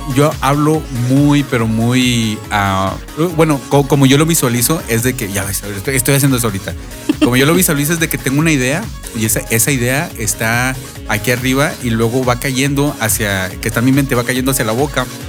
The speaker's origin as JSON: {"language": "Spanish", "town": "Monterrey", "region": "Nuevo León", "country": "Mexico", "tie": "born or raised there", "said": "Yo soy fan de la radio desde como los 7, 8 años, allá en Monterrey. bueno, yo soy de Monterrey"}